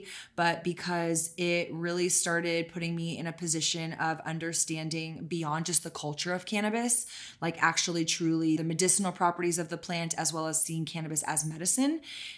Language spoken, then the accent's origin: English; Texas, United States; I am born and raised in Texas.